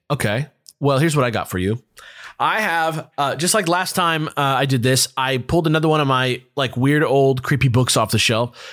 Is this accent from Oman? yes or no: no; near LA, California, United States; the ferry leaves from my hometown.